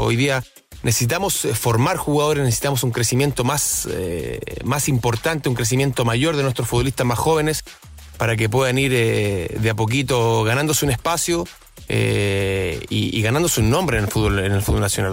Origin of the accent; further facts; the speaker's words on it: Chile; como chilenos